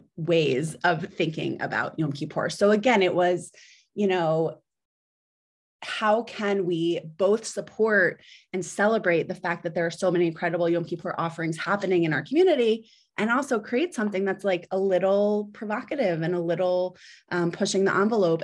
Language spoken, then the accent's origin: English; New Jersey, United States; moved away as an adult; also born or lived in Philadelphia / New York; now in Washington, D.C., United States; I was born in Philadelphia. Um, I grew up in South Jersey, right outside